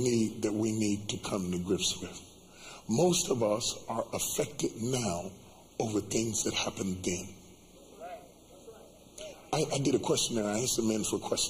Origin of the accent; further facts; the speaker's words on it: West Virginia, United States; I come from West Virginia where it's cold.